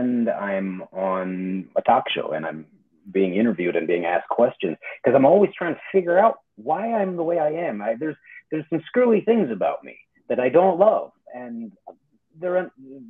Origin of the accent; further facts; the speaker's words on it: Calgary, Alberta, Canada; moved away; I grew up in Calgary